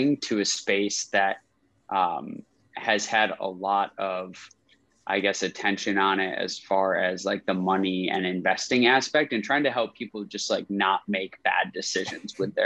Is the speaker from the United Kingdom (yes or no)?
no; Rochester, New York, United States; I'm from Rochester, upstate New York